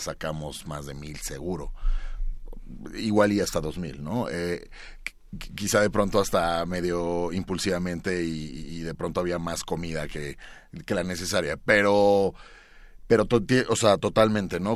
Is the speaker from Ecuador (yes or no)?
no; Mexico; lo que somos nosotros como mexicanos